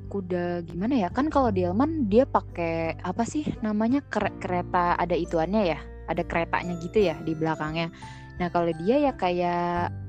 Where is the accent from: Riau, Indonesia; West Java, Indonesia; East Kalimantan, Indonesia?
West Java, Indonesia; Sumedang; di kampung gue tuh di Semedang ya. Ya jadi kan kampung gue itu Semedang ya. Semedang itu kan Sunda ya.